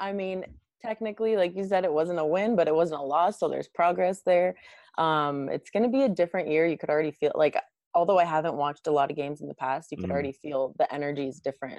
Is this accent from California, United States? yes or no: yes; Bay Area, California, United States; I'm from the Bay Area.